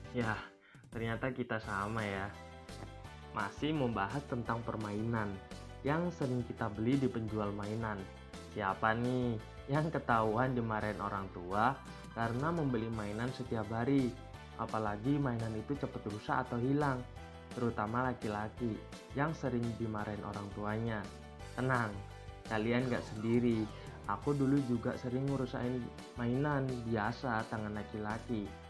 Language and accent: Indonesian; Sidoarjo, East Java, Indonesia; Aku tuh lulusan dari SD Pucang di Sidoarjo. Mungkin warga Sidoarjo ngerti lah, bisa ditebak di mana posisi SD ku berada.